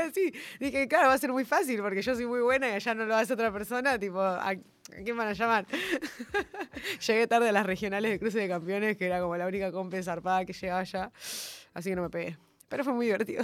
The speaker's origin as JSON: {"language": "Spanish", "town": "Ushuaia", "region": "Tierra del Fuego", "country": "Argentina", "tie": "born or raised there", "also_born_or_lived": "Formosa / Corrientes", "moved": "as an adult", "lives_now": "Buenos Aires, Argentina", "said": "yo sí nací en Formosa y mm, muy chiquitita me llevaron al sur. Entonces yo siempre digo que soy Ushuaia porque de Formosa no conozco nada."}